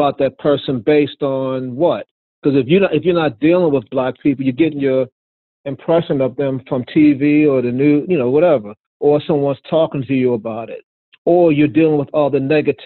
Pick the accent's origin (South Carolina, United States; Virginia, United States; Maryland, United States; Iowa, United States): Maryland, United States; Baltimore; I'm from Baltimore. Yeah, I'm black, I'm a cop, but I'm from Baltimore. I know what it's like in these communities. I grew up in the communities myself